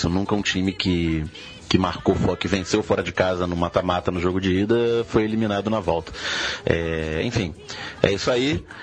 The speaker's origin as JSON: {"language": "Portuguese", "region": "Rio de Janeiro", "country": "Brazil", "said": "Galera do Baião de 2 … do lado B do Rio. É, perdão pelo meu sotaque"}